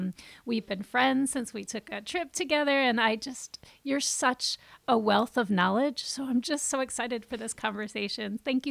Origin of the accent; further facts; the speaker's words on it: Vermont, United States; I, as a white Vermonter